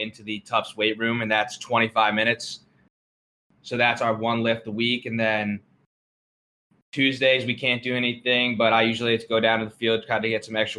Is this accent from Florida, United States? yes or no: no; New Jersey, United States; I'm from New Jersey